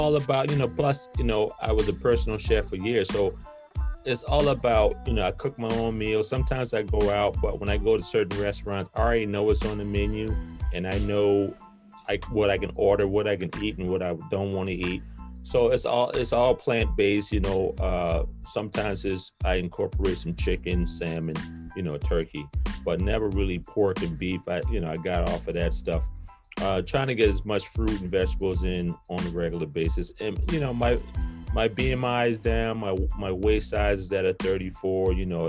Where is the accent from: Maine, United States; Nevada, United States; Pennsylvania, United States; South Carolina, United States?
South Carolina, United States; also born or lived in New York; now in Atlanta, United States; I moved to New York from South Carolina in the 80s, and then in 06, I moved to Atlanta.